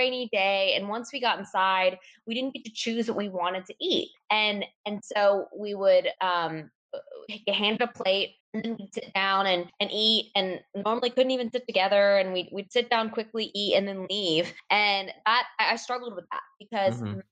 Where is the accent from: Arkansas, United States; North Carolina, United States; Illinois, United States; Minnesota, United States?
North Carolina, United States; Raleigh; I grew up in Raleigh, North Carolina, and have never left.